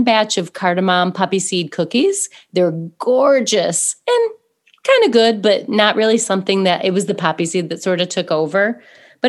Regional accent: United States; we're so American

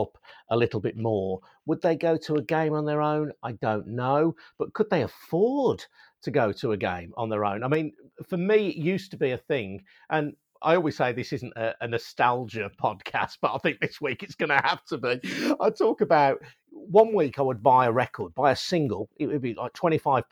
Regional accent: West Midlands, United Kingdom; growing up in the West Midlands

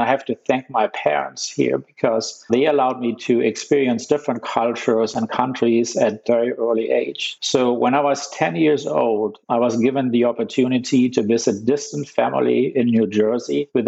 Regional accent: Germany; moved away as an adult; now in United States; I was born in Germany, completed my medical school at the University of Ulm in southern Germany

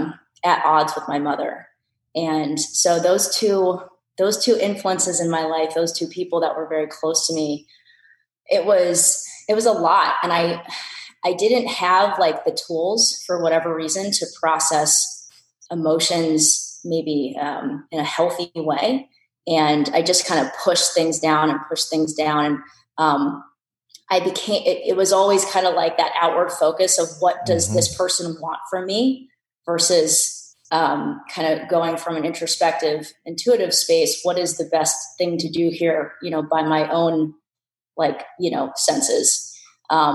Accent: New Jersey, United States; also born or lived in San Francisco, California; I was born in San Francisco. I lived there until I was five and then we moved to New Jersey

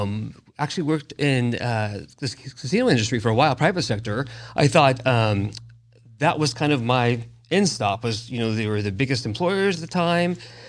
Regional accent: Henderson, Nevada, United States; I was born and raised in Henderson, and my parents still live there, and my kids live there, and my grandkids live there. And so it's very unique for me to be in this position, having been homegrown. And when I was born, there were 17,000 people.

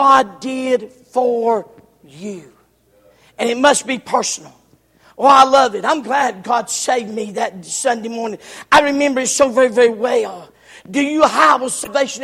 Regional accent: the South, United States; I'm from the South

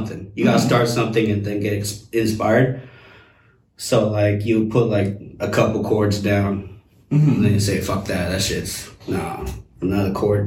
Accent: Bellevue, Washington, United States; also born or lived in Saipan; I'm from Bellevue, Washington. That's where I was raised.

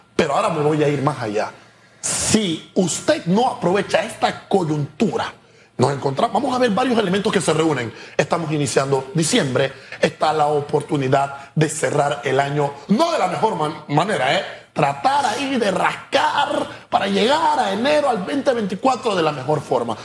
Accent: Panama; somos panameños

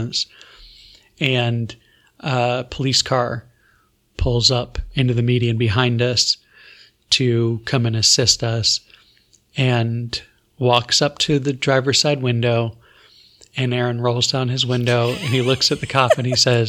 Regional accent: Florida, United States; I'm from Florida

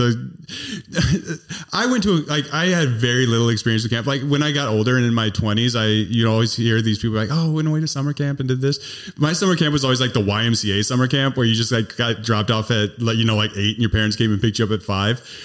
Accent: Northern Illinois, United States; also born or lived in Vermont; now in Wisconsin, United States; I was originally from Northern Illinois, but I moved to Wisconsin in, like, oh one

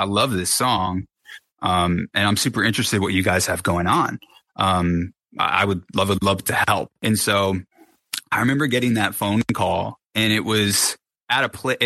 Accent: Connecticut, United States; moved away as an adult; also born or lived in Los Angeles; I'm from Connecticut. I moved to Los Angeles

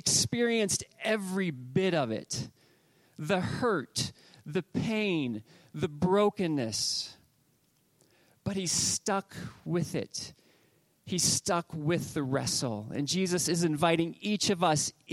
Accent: Northwest Ohio, United States; growing up in Northwest Ohio, it was all things sports

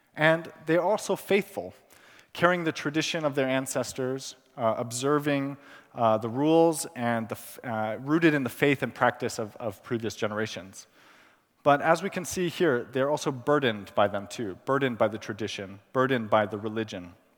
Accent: Pakistan; moved away; also born or lived in California, United States; I was born in California. I, I grew up in Pakistan, where I spent my childhood and teenage years.

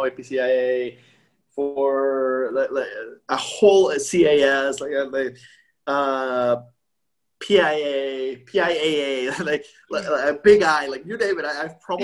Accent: Costa Rica; moved away; also born or lived in Midwest; I'm from Costa Rica.

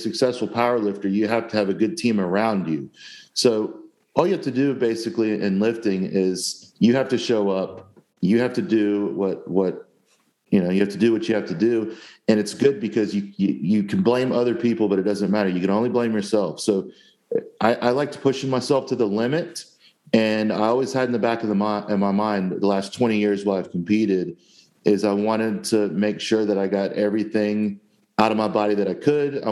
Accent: Jacksonville, Florida, United States; I grew up in Jacksonville, Florida, where I live to this day

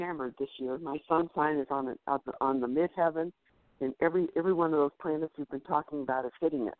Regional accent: Somers Point, New Jersey, United States; I was born in Summers Point, New Jersey.

